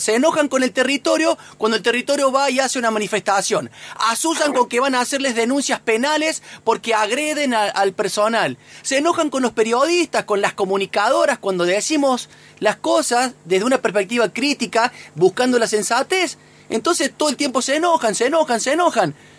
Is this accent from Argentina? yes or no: yes; Sierras Chicas, Córdoba, Argentina; vos y yo somos nacidos y criados allá en las Sierras Chicas, prácticamente.